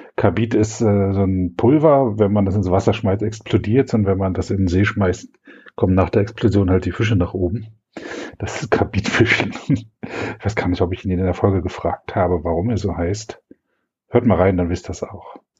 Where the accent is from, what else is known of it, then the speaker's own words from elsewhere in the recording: East Germany, Germany; Ich bin in der DDR aufgewachsen